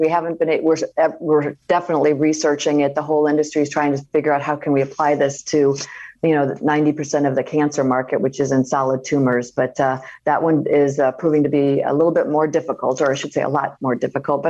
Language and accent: English; Iowa, United States; moved away; growing up in Iowa